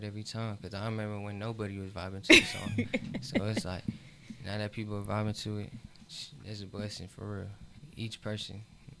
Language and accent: English; the South, United States; Because I'm from the South, so I respect the South, I love the South.